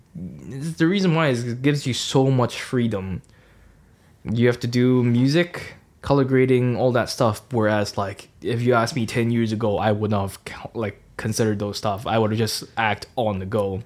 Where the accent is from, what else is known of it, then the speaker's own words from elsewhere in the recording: Hong Kong; now in Norwich, United Kingdom; I'm from Hong Kong, and I've been in the U K, gosh, for seven years now